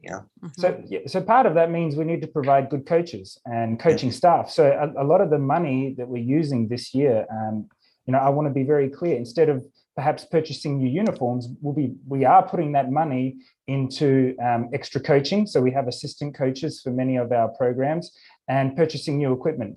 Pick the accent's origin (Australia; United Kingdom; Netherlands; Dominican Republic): Australia; moved away as an adult; also born or lived in Japan / Ukraine; now in Los Angeles, United States; I grew up in Australia